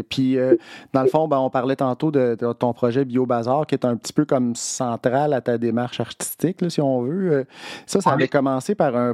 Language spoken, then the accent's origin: French; Opitciwan, Quebec, Canada; moved away; Je garde de très beaux souvenirs de mon enfance à Opichiwan. Mes journées à jouer dehors, été comme hiver, beau temps, mauvais temps.